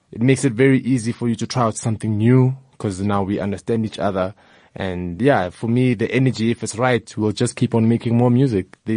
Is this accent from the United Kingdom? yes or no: no; Soweto, Gauteng, South Africa; Uh, like I mentioned, I'm from Soweto. Soweto is very diverse, you know, from the ethnic groups, the music that we listen to.